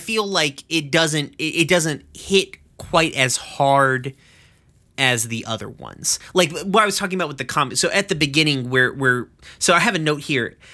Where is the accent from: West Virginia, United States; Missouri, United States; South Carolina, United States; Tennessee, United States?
Tennessee, United States; East; I'm from East fucking Tennessee